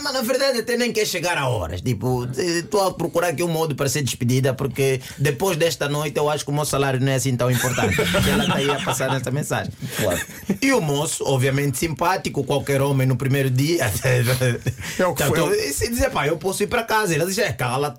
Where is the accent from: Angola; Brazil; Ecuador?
Angola; now in Portugal; como angolano